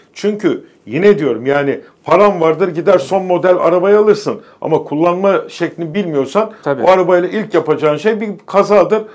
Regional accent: Istanbul, Turkey; İkimiz de Beykozluyuz

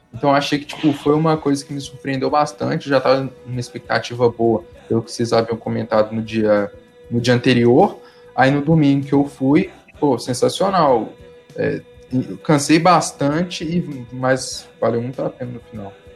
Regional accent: Pedro Leopoldo, Minas Gerais, Brazil; Sou de Pedro Leopoldo

